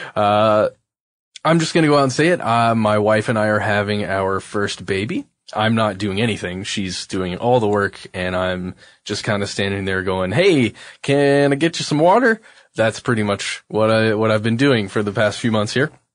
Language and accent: English; United States; just being an American citizen